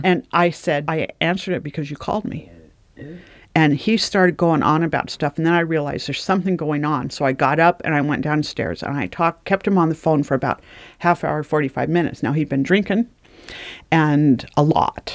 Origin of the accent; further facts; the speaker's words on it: Oregon, United States; also born or lived in California; we moved from California up to Oregon